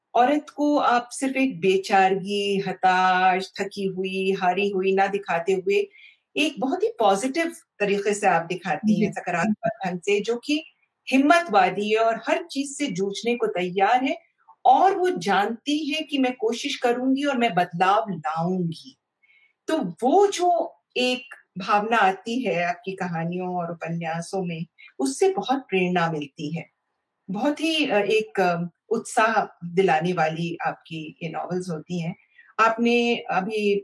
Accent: India; हम यहाँ की मिट्टी में पैदा हुए हैं

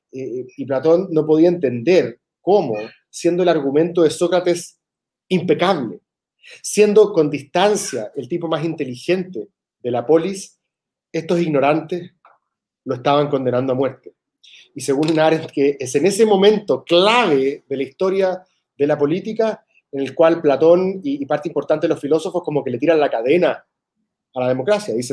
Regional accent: Argentina; Sí, yo en ese sentido soy súper argentino

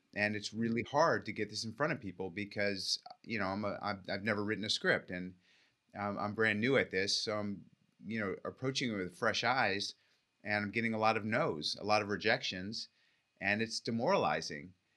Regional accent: California, United States; I grew up in California

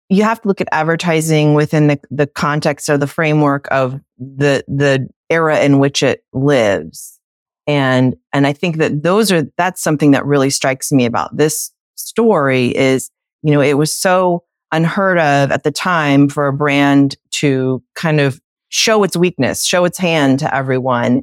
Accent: United States; as little American babies

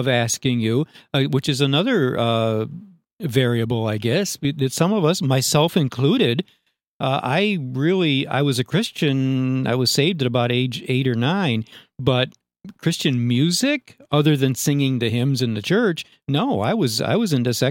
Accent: Upstate New York, United States; Upstate New York is home for me

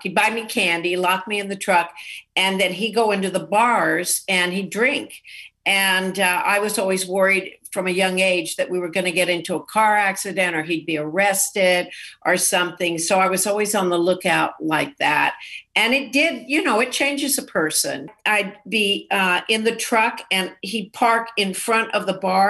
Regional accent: Texas, United States; I grew up in Texas

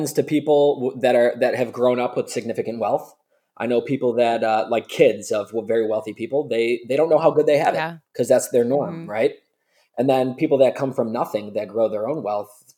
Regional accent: Buffalo, New York, United States; we're from Buffalo, New York

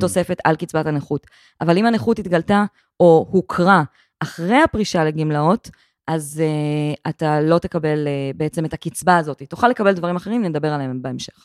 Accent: Gedera, Central District, Israel; גדלתי בגדרה

